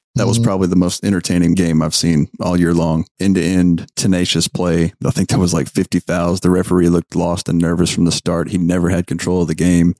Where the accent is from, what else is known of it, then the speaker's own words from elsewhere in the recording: United States; I'm American